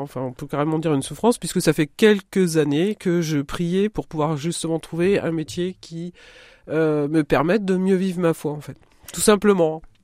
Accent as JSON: {"language": "French", "town": "Querqueville", "region": "Normandy", "country": "France", "tie": "born or raised there", "also_born_or_lived": "Coutances", "moved": "as an adult", "lives_now": "Marne, France", "said": "j'ai grandi là-bas, j'ai fait toutes mes études euh, jusqu'en jusqu'à 16 ans euh, pile à Carqueville, enfin Cherbourg et Carqueville"}